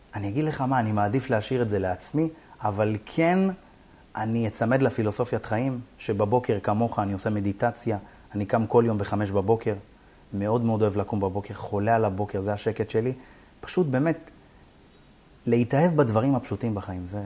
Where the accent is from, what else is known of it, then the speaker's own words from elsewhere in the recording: Beersheba, Southern District, Israel; ואני באר שבעי